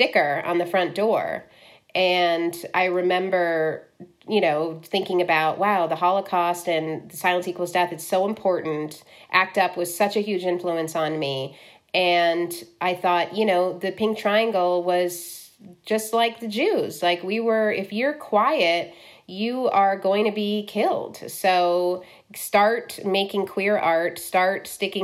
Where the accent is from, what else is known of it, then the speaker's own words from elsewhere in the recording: Cleveland, Ohio, United States; I grew up in Cleveland